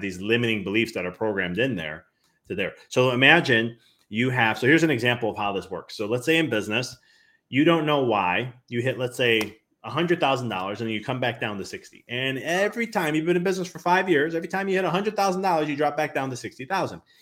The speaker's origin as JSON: {"language": "English", "town": "Chicago", "region": "Illinois", "country": "United States", "moved": "yes", "lives_now": "Knoxville, United States", "said": "I'm originally from Chicago"}